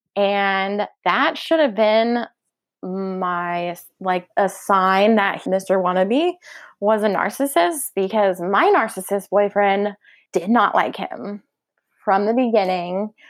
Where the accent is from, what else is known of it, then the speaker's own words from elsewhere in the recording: Oklahoma, United States; we're from Oklahoma